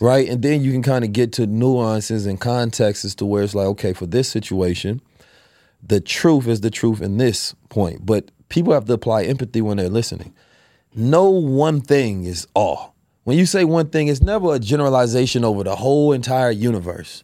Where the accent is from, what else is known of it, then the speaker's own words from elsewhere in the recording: United States; we grew up in America